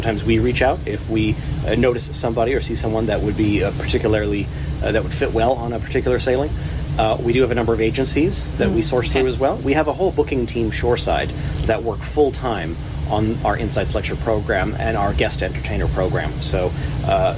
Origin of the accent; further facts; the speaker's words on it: Saskatchewan, Canada; now in Calgary, Canada; I'm a Saskatchewan born and raised